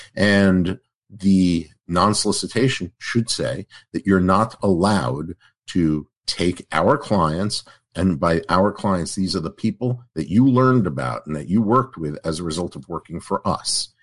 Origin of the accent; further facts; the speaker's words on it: New York, United States; I'm from New York